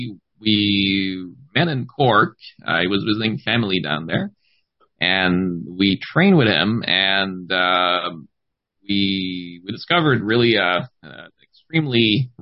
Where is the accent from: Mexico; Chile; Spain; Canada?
Canada; Gaspé Peninsula, eastern Quebec; I'm born and raised in eastern Quebec in the Gaspé Peninsula